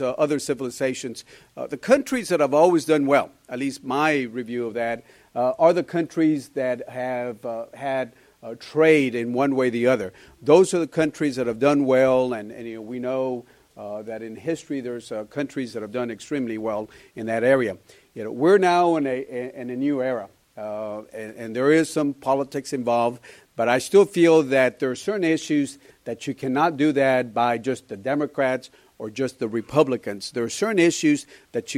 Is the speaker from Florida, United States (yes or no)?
no; Laredo, Texas, United States; I come from Laredo.